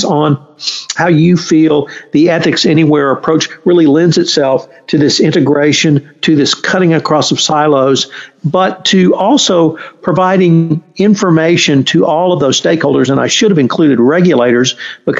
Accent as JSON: {"language": "English", "region": "Texas", "country": "United States"}